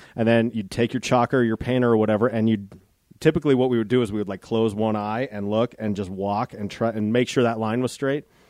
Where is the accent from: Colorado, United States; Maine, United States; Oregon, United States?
Colorado, United States; Golden; moved away; I grew up in Golden, Colorado